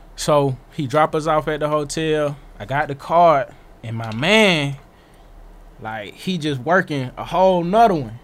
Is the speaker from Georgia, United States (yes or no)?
yes; Atlanta, Georgia, United States; I'm from Atlanta.